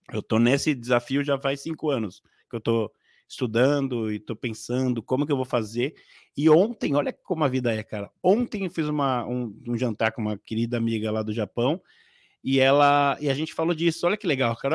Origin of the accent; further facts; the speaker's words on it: Casa Verde, São Paulo, Brazil; eu vim de uma, uma um vilarejo, né? É muito famoso norte-americano que se chama Greenhouse. É, mais conhecido como Casa Verde